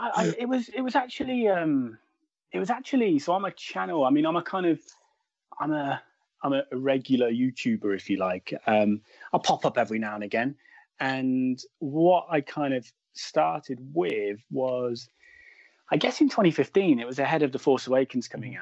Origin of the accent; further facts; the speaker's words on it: Midlands, United Kingdom; I'm in the middle. I'm from the Midlands.